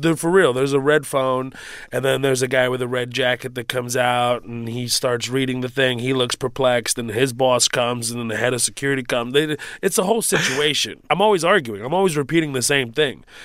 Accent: Houston, Texas, United States; born or raised there; also born or lived in Kuwait

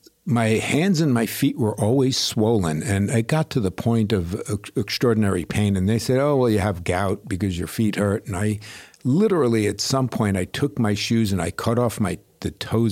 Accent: Great Neck, New York, United States; New York City and then Long Island.

